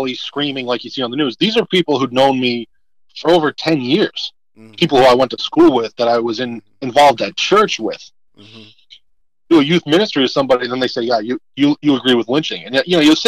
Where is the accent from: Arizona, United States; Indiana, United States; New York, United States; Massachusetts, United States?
Massachusetts, United States; we're two conservatives that grew up in deep blue areas, right? So, I'm a conservative, and you know, 9 out of every 10 people I know is a liberal, right? I'm from Massachusetts.